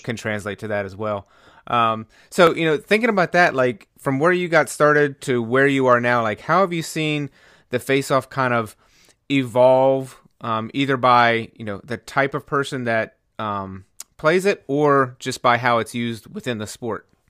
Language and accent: English; North Carolina, United States; I grew up playing baseball in North Carolina